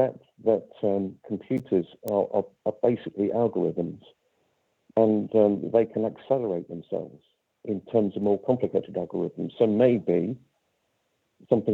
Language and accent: English; High Wycombe, South East England, United Kingdom; my hometown of High Wycombe